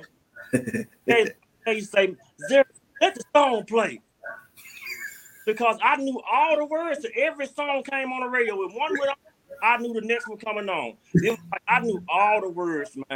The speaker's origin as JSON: {"language": "English", "town": "Memphis", "region": "Tennessee", "country": "United States", "tie": "born or raised there", "also_born_or_lived": "Frayser, Memphis", "said": "I'm from Fraser, but I grew up in Raleigh"}